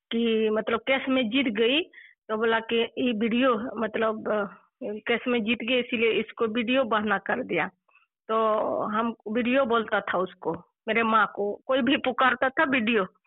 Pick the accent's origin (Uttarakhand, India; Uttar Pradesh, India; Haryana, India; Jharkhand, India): Jharkhand, India; Bandarpani village, Dumka district; also born or lived in Jhili (maternal home); मेरा गांव जो है बंदर पानी है और पोस्ट कोल्हा थाना काठीकुन जिला दुमका झारखंड से रहने वाली हूँ